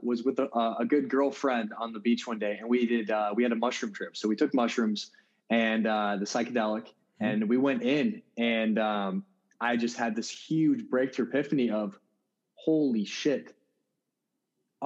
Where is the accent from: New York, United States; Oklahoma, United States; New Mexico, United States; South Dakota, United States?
South Dakota, United States; I'm a guy from South Dakota